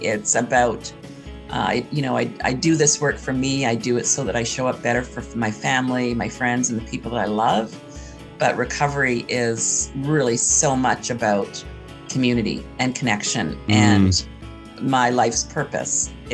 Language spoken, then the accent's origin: English; Canada; my privilege as a white cis educated, yes. And I also say Canadian.